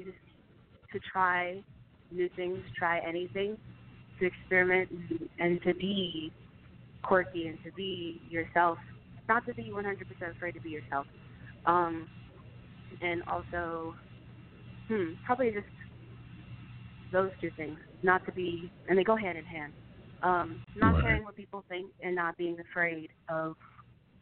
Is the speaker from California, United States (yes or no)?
no; Detroit, Michigan, United States; moved away as an adult; also born or lived in Chicago, Illinois; now in New York, United States; That's my hometown. That's where I'm from